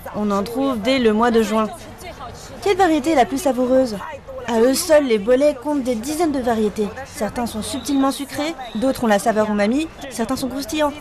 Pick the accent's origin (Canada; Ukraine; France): Ukraine; now in Kunming, China; Quand j'étais enfant en Ukraine